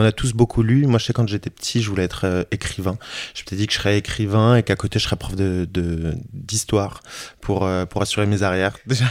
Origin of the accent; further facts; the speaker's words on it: Issy-les-Moulineaux, Île-de-France, France; j'ai grandi à, à Issy-les-Moulineaux, donc en banlieue parisienne